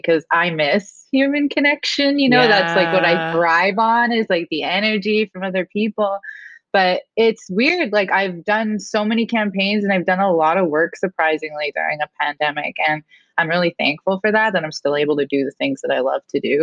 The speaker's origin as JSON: {"language": "English", "area": "Enoch Cree Nation", "region": "Alberta", "country": "Canada", "moved": "yes", "lives_now": "Florida, United States", "said": "I am from Treaty 6 Territory. I'm from the Enoch Cree Nation in Alberta."}